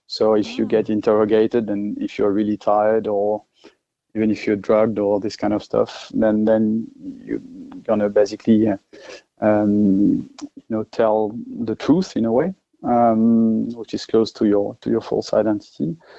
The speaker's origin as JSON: {"language": "English", "country": "France", "accent": "French", "second_language": "English", "moved": "as an adult", "lives_now": "Australia", "said": "obviously I'm French uh, with my accent, but I'm Australian as well."}